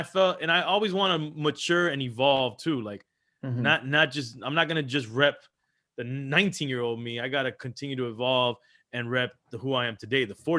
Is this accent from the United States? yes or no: no; Cuba; I grew up around Colombians, you know, I'm Cuban, but I grew up around a lot of Colombians.